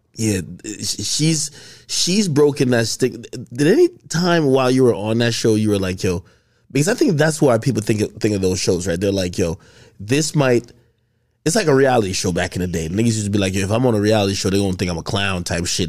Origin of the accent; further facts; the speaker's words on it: Bergen County, New Jersey, United States; I grew up in Jersey, Bergen County